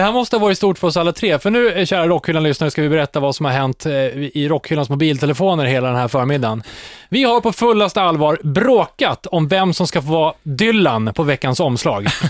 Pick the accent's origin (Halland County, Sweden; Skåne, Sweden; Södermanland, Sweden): Södermanland, Sweden; Katrineholm; hemma i Katrineholm